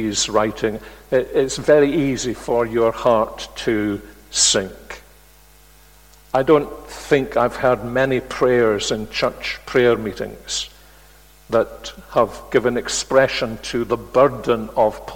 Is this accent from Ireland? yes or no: no; Glasgow, Scotland, United Kingdom; Glasgow, my hometown